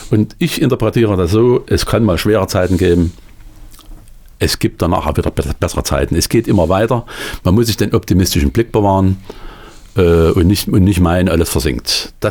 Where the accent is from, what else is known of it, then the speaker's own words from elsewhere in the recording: Sitzendorf, Thuringia, Germany; Dieser Spruch ist da, wo ich herkomme. Ich bin im Schwarzetal groß geworden, in Sitzendorf.